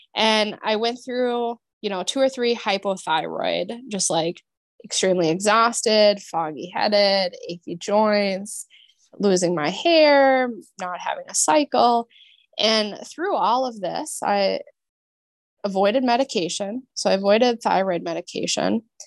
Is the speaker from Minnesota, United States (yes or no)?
yes; Minnesota, United States; moved away as an adult; I grew up in Minnesota.